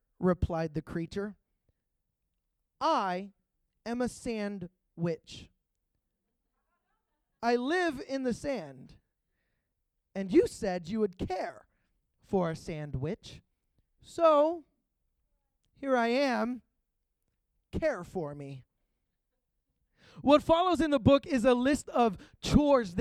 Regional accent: Pittsburgh, Pennsylvania, United States; moved away; also born or lived in Georgia; I'm originally from Pittsburgh, Pennsylvania

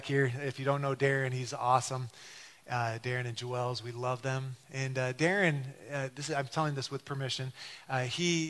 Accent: Detroit, Michigan, United States; growing up in Detroit

